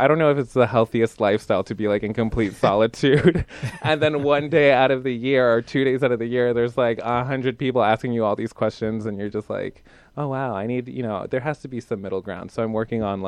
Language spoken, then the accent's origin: English; Bethlehem, Pennsylvania, United States; moved away; I'm from Bethlehem, Pennsylvania. I went to a charter arts high school there